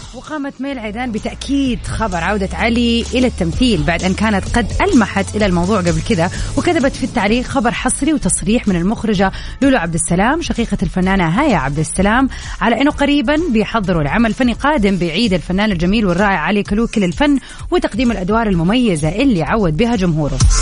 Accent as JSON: {"language": "Arabic", "region": "Hejaz", "country": "Saudi Arabia", "said": "هنا عندنا في الحجاز"}